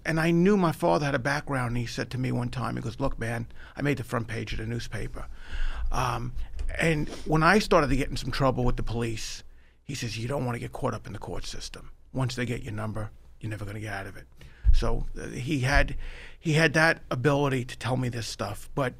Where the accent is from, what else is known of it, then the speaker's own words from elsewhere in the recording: Long Island, New York, United States; moved away as an adult; also born or lived in Nebraska; I grew up on Long Island.